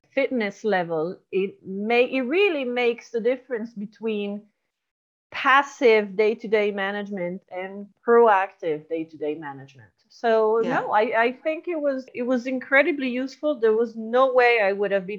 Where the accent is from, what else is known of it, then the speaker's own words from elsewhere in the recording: Lombardy, Italy; I grew up in Lombardy